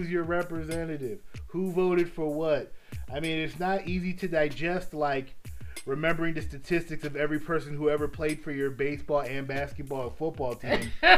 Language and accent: English; Cook County, Illinois, United States; I come from Cook County, Illinois